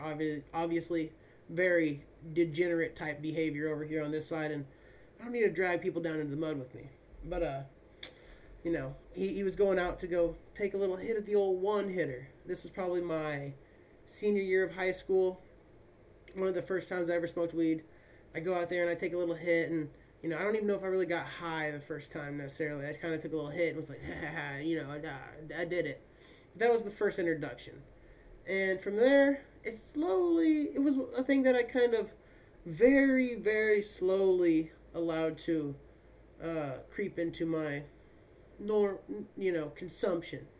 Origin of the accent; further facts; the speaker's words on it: Kansas, United States; moved away as an adult; now in California, United States; growing up in Kansas